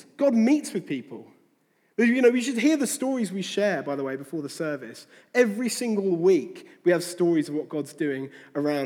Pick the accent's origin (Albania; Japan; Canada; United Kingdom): United Kingdom; near Faversham, Kent, South East England; I grew up near Faversham in Kent